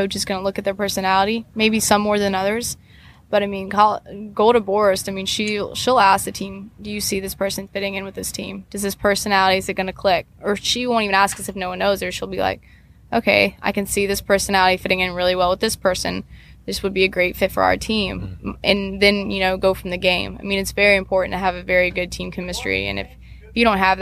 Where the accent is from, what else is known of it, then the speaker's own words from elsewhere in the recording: Columbia, South Carolina, United States; now in Kentucky, United States; I'm just from Columbia, where our winters is 40 degrees